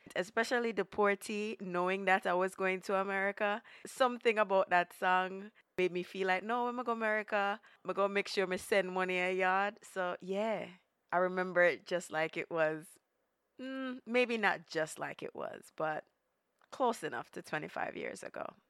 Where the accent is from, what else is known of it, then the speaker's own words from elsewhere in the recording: Jamaica; moved away; also born or lived in Brooklyn; I come from Jamaica